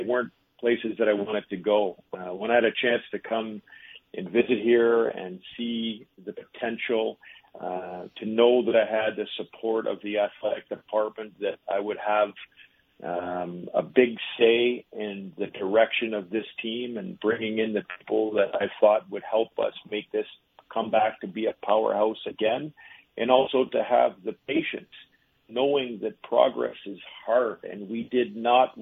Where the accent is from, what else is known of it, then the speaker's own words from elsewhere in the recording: Toronto, Ontario, Canada; moved away as an adult; also born or lived in Winnipeg; now in Vermont, United States; I come from Toronto, which is kind of the mecca of hockey